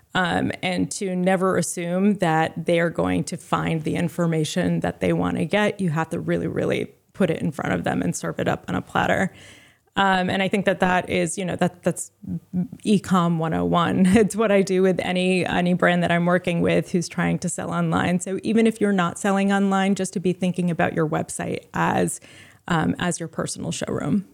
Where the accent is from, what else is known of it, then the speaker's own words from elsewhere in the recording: Rhode Island, United States; also born or lived in Providence, Rhode Island; I'm from Rhode Island. Um, I grew up in a beach town with 12,000 residents in the winter